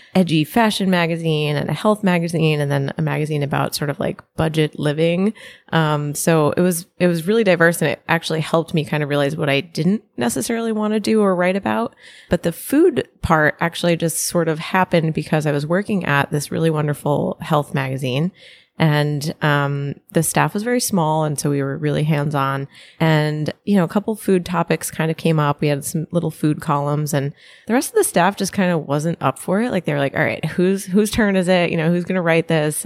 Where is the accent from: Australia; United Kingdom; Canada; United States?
United States; Connecticut; I grew up in Connecticut, sort of live near New York